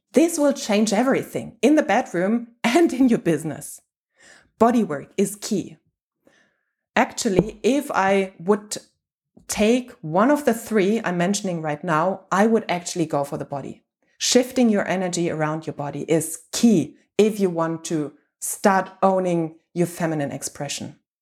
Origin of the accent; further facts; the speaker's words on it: Germany; I'm from Germany and whole Europe